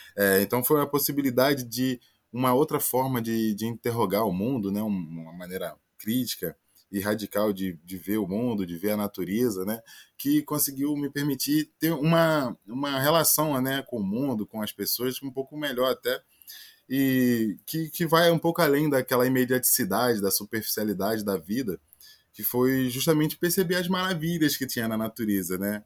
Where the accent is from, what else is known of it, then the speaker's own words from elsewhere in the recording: Baixada Fluminense, Rio de Janeiro, Brazil; eu sou original da Baixada Fluminense, aqui no Rio de Janeiro, né?